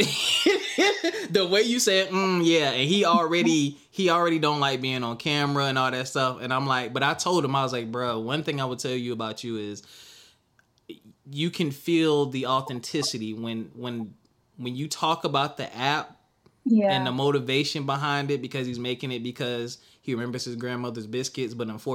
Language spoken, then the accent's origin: English; the South, United States; I'm from the South